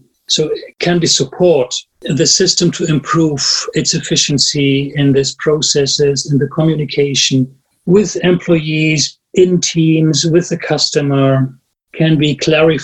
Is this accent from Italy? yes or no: no; Germany; English is a second language; I'm from Germany